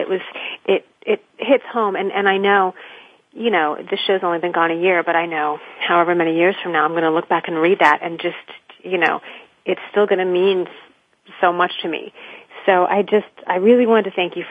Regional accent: Florida, United States; moved away as an adult; now in New York City, United States; I was born and raised in Florida

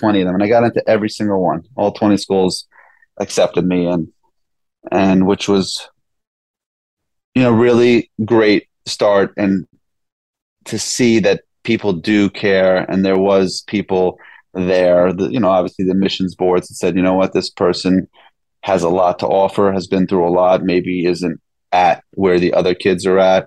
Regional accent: New York City, New York, United States; grew up in the Bronx in New York, right in the city.

